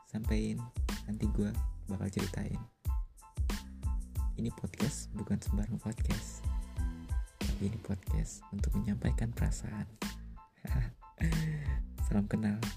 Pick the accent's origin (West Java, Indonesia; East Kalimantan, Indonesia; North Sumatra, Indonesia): North Sumatra, Indonesia; Pokoknya gue dari Batak untuk sedikit bercerita tentang ya bisa keluh kesah aja sih